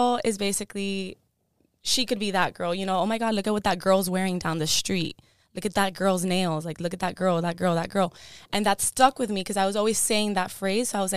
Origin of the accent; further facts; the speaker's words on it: Miami, Florida, United States; first language Spanish; English is a second language; I do come from Cuban parents, born and raised in Miami